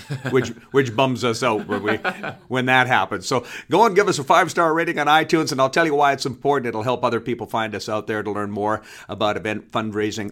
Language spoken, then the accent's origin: English; Canada; I'm from Canada